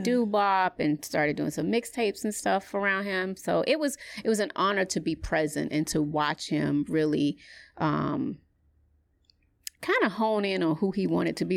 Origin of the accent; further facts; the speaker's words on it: Atlanta, Georgia, United States; growing up in Atlanta